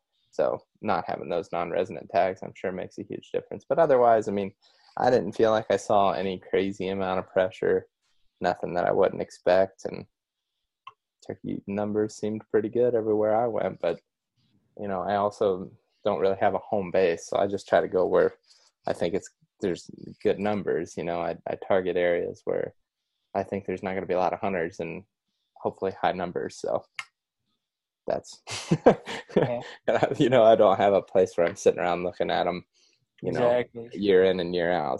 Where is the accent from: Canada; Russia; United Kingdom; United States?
United States; Ohio; moved away as an adult; now in Iowa, United States; I grew up in Ohio. Moved to Iowa out of college, and then that's where I'm a resident of officially right now.